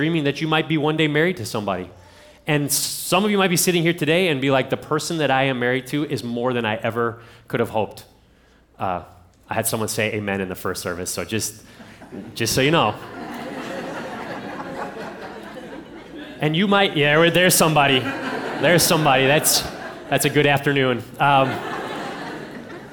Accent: Ohio, United States; I'm from Ohio

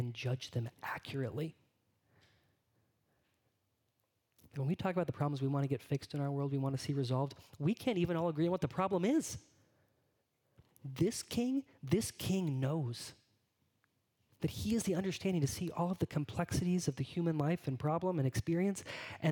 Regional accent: California, United States; moved away; Growing up in California

